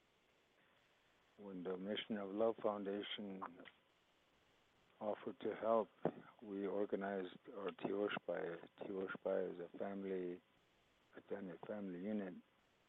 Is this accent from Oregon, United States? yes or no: no; Wounded Knee, South Dakota, United States; English is a second language; I grew up here in Wounded Knee, and my mother, my father, grandparents all resided here. And the time I was growing up, nobody spoke English in our family